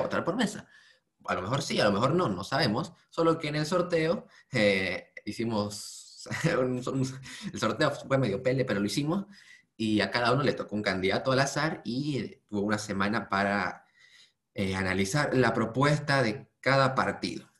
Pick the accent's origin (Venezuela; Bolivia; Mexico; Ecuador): Bolivia; nuestro país